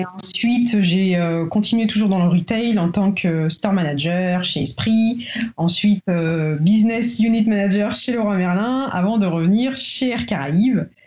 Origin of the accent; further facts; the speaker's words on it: Paris, Île-de-France, France; moved away as an adult; also born or lived in Tours; now in Guadeloupe; je vis en Guadeloupe depuis 6 mois. Euh, j'ai toujours vécu sinon à Paris, entre Tours et Paris